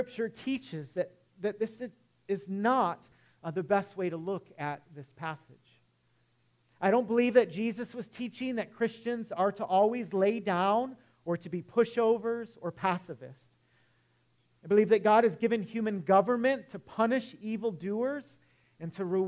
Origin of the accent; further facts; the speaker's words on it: Detroit, Michigan, United States; moved away; I grew up in Metro Detroit